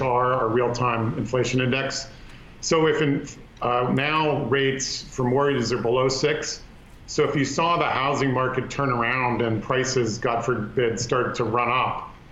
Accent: Palo Alto, California, United States; my hometown of Palo Alto, San Francisco

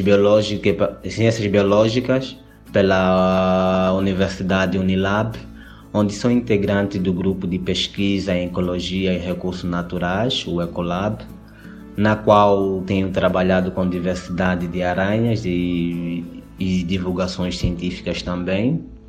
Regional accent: Angola; eu sou angolano, veio de Angola, África

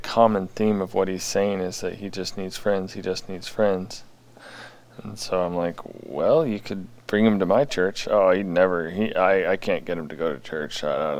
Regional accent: St. Paul, Minnesota, United States; I grew up in St. Paul, Minnesota.

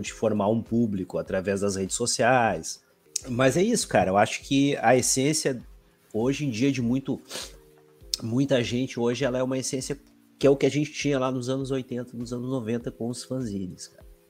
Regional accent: Alvorada, Rio Grande do Sul, Brazil; eu sou aqui da cidade de Alvorada, grande de Porto Alegre

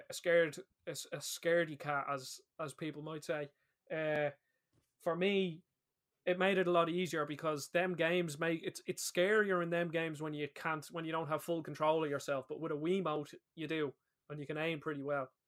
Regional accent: Ireland; We're both Irish lads

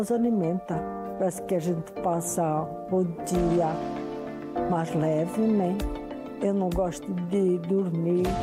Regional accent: Portugal; moved away; portuguesa, né? Eu saí da minha terra em 77.

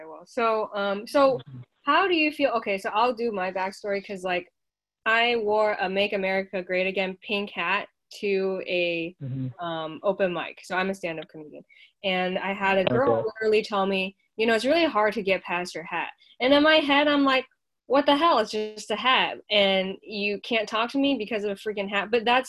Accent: China; English is a second language; now in United States; I came from China to the U.S. Part of it is to be free, right?

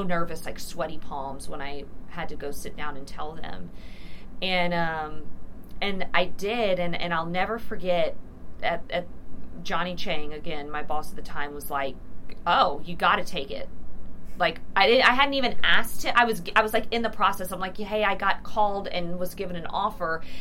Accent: Houston, Texas, United States; also born or lived in Dallas, Texas; I started down in Houston where I was from

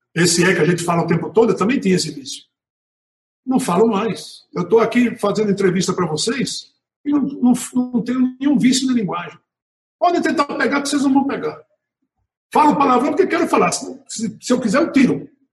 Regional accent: Natal, Rio Grande do Norte, Brazil; nasci em Natal.

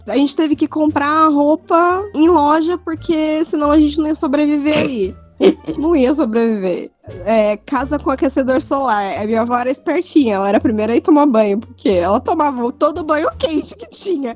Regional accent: Fernandópolis, São Paulo, Brazil; moved away; eu fui para Fernandópolis, que é a cidade de onde eu vim

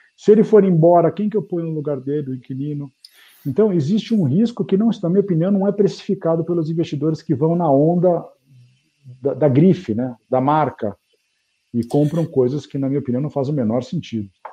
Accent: Brazil; eu estou aqui no Brasil fazendo negócio como brasileiro, né, minha vida toda

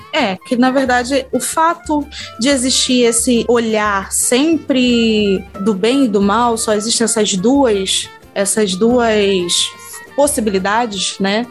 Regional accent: Rio de Janeiro, Brazil; Eu sou do, do, do Rio de Janeiro

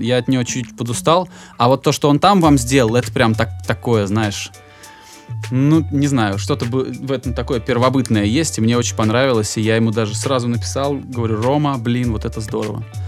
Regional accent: Volgograd, Volgograd Oblast, Russia; я, я сам из Волгограда

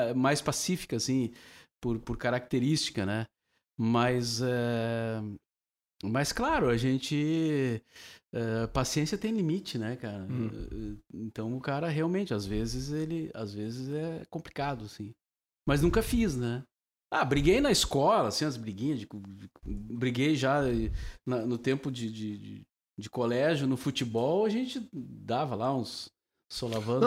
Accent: Cachoeira do Sul, Rio Grande do Sul, Brazil; moved away as an adult; now in Porto Alegre, Brazil; eu nasci em Cachoeira. Uh, daí trabalhei na Rádio Cachoeira, vim para cá tentar a vida na, na cidade

